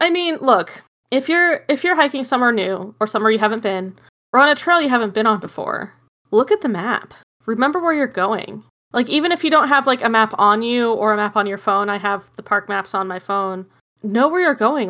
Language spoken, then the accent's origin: English; Arizona, United States; I'm from Arizona.